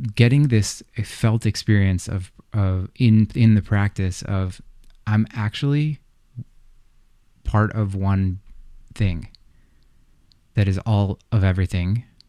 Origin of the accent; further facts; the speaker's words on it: United States; I grew up in the States